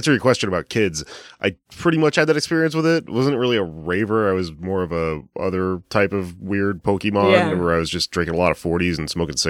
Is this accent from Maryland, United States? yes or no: no; Houston, Texas, United States; I grew up in Southwest Houston